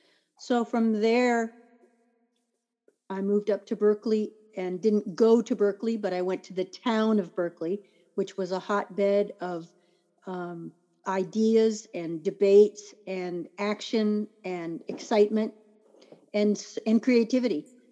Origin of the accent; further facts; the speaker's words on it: Turkey; born there; He was a career Army, so I was born in Turkey. He was stationed overseas. We lived there.